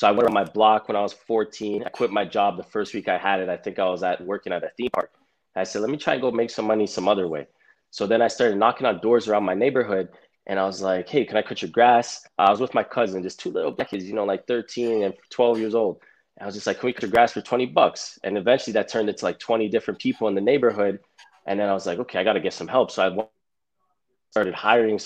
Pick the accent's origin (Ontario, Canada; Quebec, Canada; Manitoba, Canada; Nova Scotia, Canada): Ontario, Canada; Toronto; Born and raised in Toronto